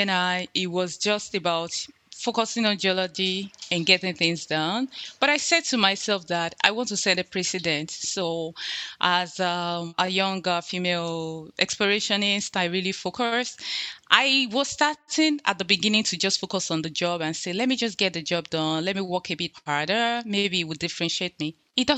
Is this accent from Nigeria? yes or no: yes; Nigeria; moved away; I was born in Nigeria.